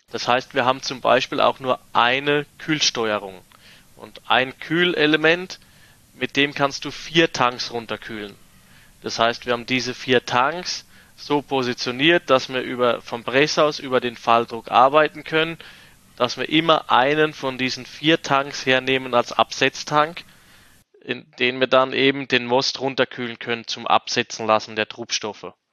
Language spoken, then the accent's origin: German; Rhineland-Palatinate, Germany; ich meine, ich komme als Quereinsteiger aus der Pfalz und habe dann eigentlich so meine ersten Weine in der Wachau gemacht